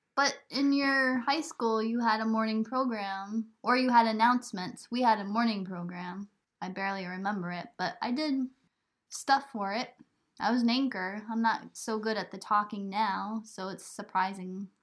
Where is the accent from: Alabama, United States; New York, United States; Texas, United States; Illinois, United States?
New York, United States; moved away; also born or lived in Burlington, Vermont; I come from New York